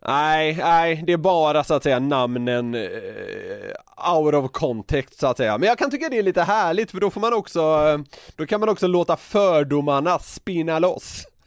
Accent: Gothenburg, Västra Götaland, Sweden; accent: Gothenburg dialect; moved away; som göteborgare

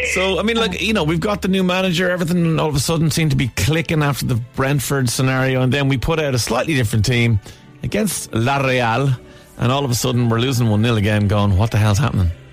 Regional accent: Ireland; we're Irish

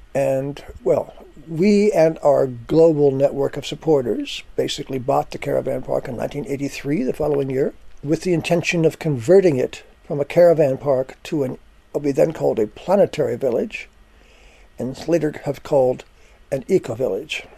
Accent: United States; moved away as an adult; now in Findhorn, United Kingdom; I was born in the United States

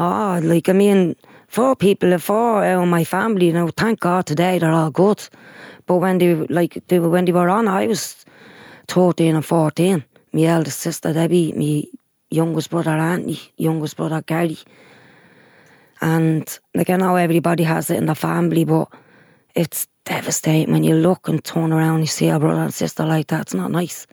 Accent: Dublin, Leinster, Ireland; Sheriff Street has always been my hometown

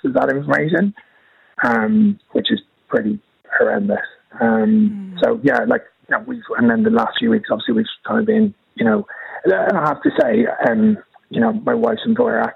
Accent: Dublin, Leinster, Ireland; now in London, United Kingdom; We actually live in London, but I'm from Dublin originally.

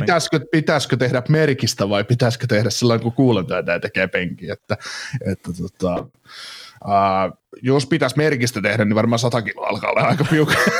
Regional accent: Kaarina, Southwest Finland, Finland; accent: Turku; Miten voi kaarinalainen ihminen puhua turkua?

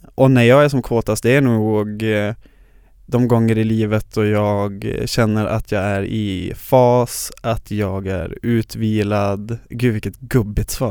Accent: Luleå, Norrbotten County, Sweden; moved away as an adult; now in Stockholm, Sweden; jag från Luleå där jag är born and raised

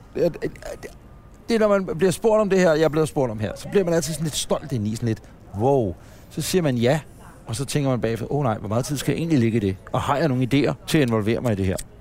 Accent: Ølstykke, Capital Region of Denmark, Denmark; jeg er fra Ølstykke

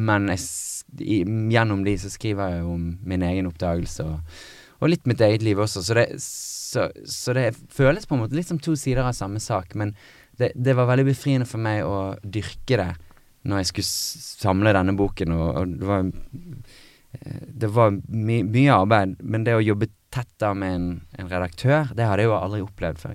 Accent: Bergen, Vestland, Norway; moved away as an adult; also born or lived in Los Angeles; Og så var jeg hjemme i Bergen hos min mor

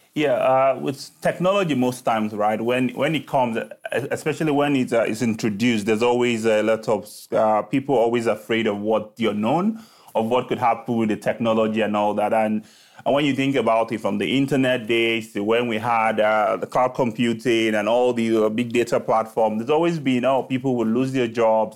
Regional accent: Lagos, Nigeria; moved away as an adult; I was born in Lagos, Nigeria, right, uh, where I started

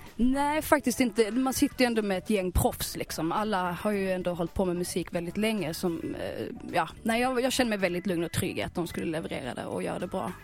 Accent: Skåne, Sweden; also born or lived in Helsingborg / Malmö; Som skåning

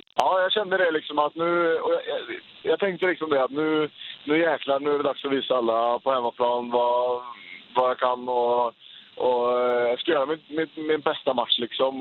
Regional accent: Uddevalla, Västra Götaland, Sweden; polarna hemma i Uddevalla

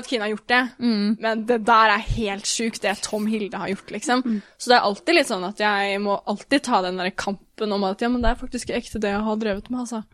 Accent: Norway; also born or lived in United States; som nordmann

